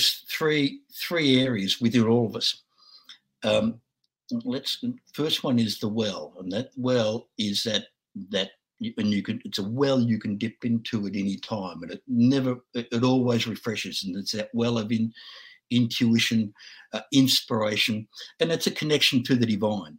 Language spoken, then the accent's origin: English; Australia; I'm just an Aussie dude